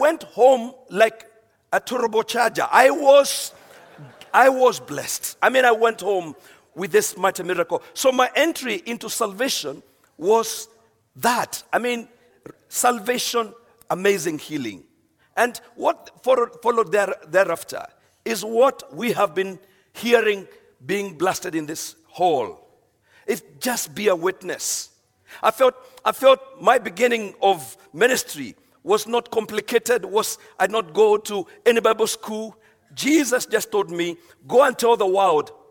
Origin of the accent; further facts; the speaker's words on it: Kenya; I'm from Kenya